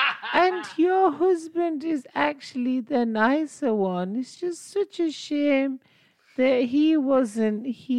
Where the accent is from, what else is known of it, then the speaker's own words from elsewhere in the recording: South Africa; And I'm from South Africa.